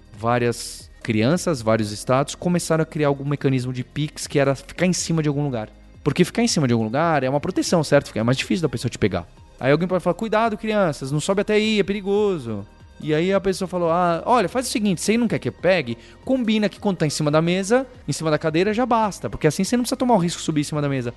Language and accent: Portuguese; São Paulo, Brazil; A primeira cidade, a melhor cidade do mundo é a São Paulo, é onde eu nasci, onde eu cresci e onde eu vivo